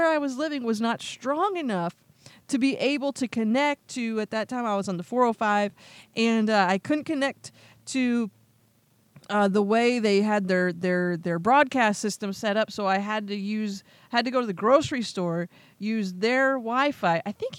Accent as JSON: {"language": "English", "region": "Pennsylvania", "country": "United States", "lives_now": "Las Vegas, United States", "said": "I moved to Las Vegas from Pennsylvania."}